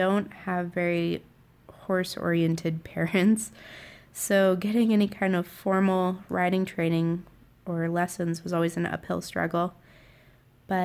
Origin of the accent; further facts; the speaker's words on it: Sheridan, Wyoming, United States; I'm from Sheridan, Wyoming, right at the base of the Bighorn Mountains